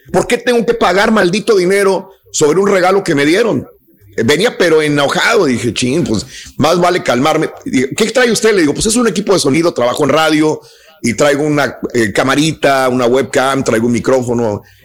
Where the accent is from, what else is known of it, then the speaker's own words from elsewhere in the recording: Mexico; now in United States; no somos los únicos mexicanos ahí